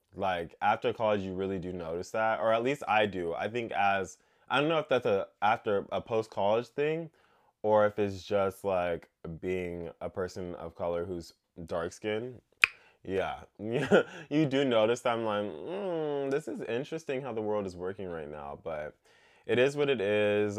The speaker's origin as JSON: {"language": "English", "country": "United States", "tie": "born or raised there", "said": "growing up in America"}